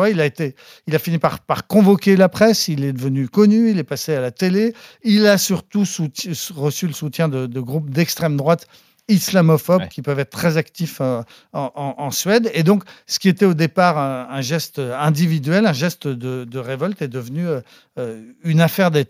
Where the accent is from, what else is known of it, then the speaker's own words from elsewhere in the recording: France; chez nous en France